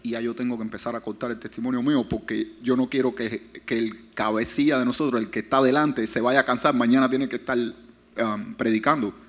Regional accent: Pinar del Río, Cuba; also born or lived in Hialeah, Florida; now in West Palm Beach, United States; son del lugar que yo salí, Pinar de Río

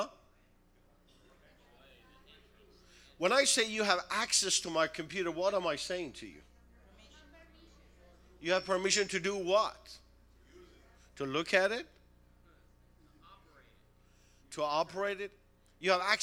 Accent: Tehran, Tehran Province, Iran; now in United States; Originally from Tehran, Iran

